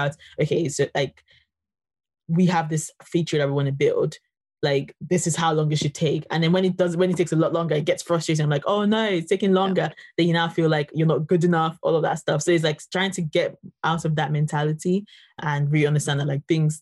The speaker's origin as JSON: {"language": "English", "country": "Nigeria", "said": "I'm from Nigeria"}